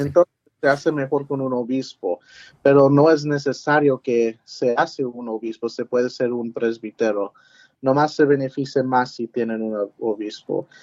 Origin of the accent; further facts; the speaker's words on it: San Antonio, Texas, United States; moved away as an adult; also born or lived in Converse, Texas / Washington, D.C.; now in Fort Worth, United States; me nací en San Antonio